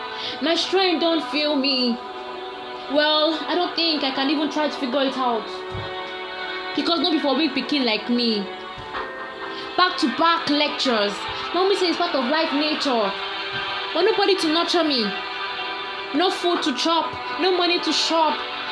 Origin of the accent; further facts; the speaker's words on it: Nigeria; This is my outcry as a Nigerian studen